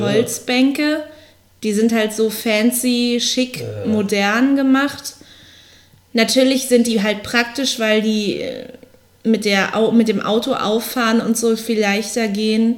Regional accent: Berlin, Germany; ich komme ja aus Berlin

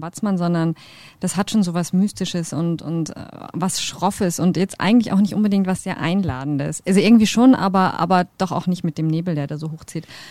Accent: Kiel, Schleswig-Holstein, Germany; moved away; also born or lived in Bad Reichenhall; ich bin ja auch nicht von hier, wie man hört. Ich komme ähm, aus Kiel, also von der Ostsee

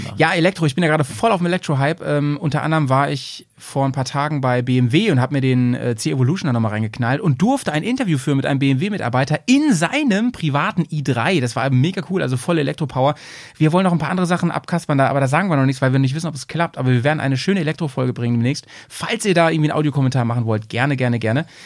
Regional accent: Bremen, Germany; wir sind eigentlich Bremer

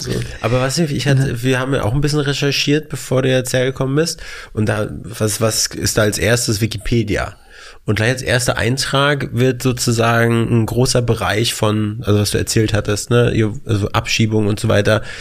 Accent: Mecklenburg-Vorpommern, Germany; now in Berlin, Germany; wir kommen aus MacPom, zwei Stunden mit dem Auto in die Heimat

